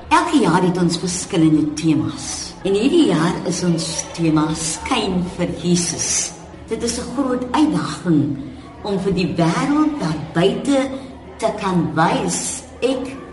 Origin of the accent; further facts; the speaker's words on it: Cape Town, Western Cape, South Africa; ek in Bridgetown as kind groot geword